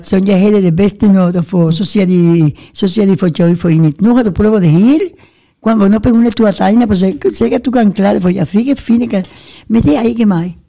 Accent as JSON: {"language": "Danish", "area": "Gran Canaria", "region": "Canary Islands", "country": "Spain", "moved": "yes", "lives_now": "Denmark", "said": "der hvor jeg kommer fra, Gran Canaria, der er mere dejlig varme"}